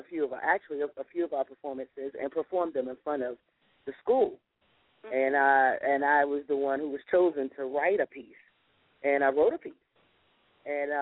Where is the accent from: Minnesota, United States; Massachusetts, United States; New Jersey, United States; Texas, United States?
New Jersey, United States; North; moved away as an adult; also born or lived in New York; now in Philadelphia, United States; North New Jersey is where I was raised